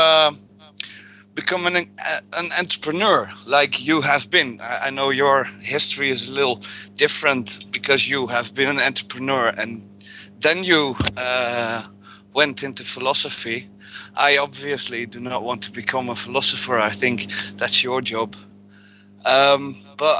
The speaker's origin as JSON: {"language": "English", "country": "Netherlands", "said": "I'm from Holland"}